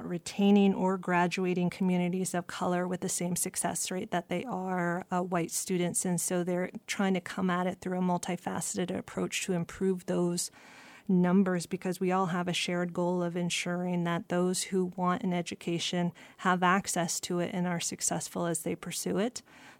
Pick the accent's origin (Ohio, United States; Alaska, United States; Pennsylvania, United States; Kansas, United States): Alaska, United States; Sitka; I was born and raised here in Sitka, and I am the child of a raven frog, which means my father is originally from this area. He's Kiksedi, and I am the grandchild of a raven dog salmon.